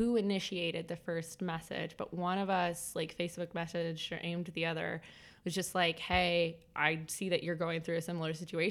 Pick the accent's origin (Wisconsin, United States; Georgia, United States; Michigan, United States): Michigan, United States; moved away; also born or lived in Midwest; I'm from Michigan originally. I went to school out in Ann Arbor, but I was home with my parents